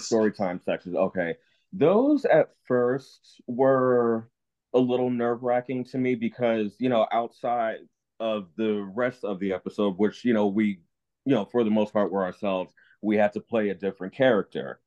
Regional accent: New Jersey, United States; moved away as an adult; I'm born and raised in New Jersey for 18 years

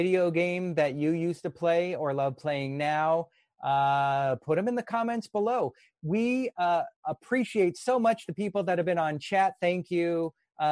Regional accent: Los Angeles, California, United States; my hometown

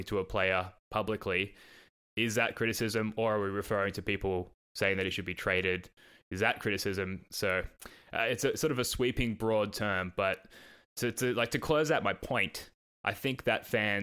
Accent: Australia; accent: Australian; my Australian accent

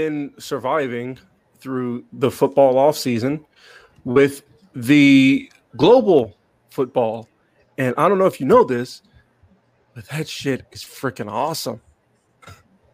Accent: United States; as an American who loves football

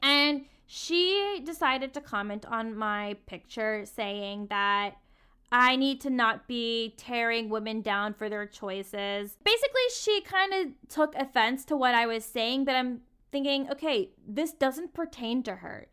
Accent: the South, United States; Growing up in the South

